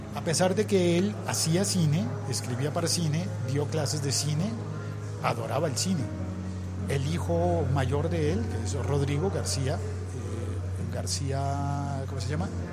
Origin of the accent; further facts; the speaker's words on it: Colombia; como colombiano